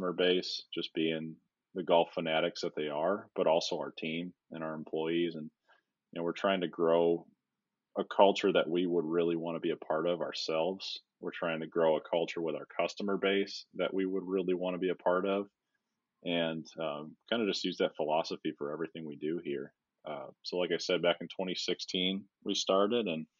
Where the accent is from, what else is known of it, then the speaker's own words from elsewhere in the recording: Wisconsin, United States; I grew up in Wisconsin